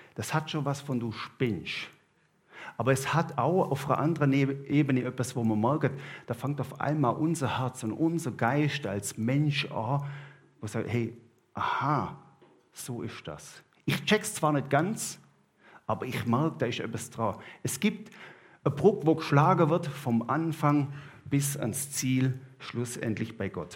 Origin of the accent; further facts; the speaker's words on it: Southern Germany, Germany; now in Switzerland; ich als Süddeutscher